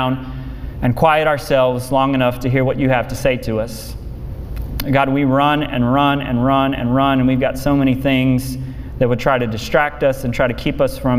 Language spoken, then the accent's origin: English; Memphis, Tennessee, United States; I grew up in Memphis